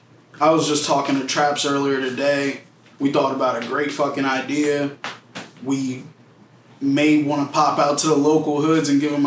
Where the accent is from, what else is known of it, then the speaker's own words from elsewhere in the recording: United States; I'm from Stilton.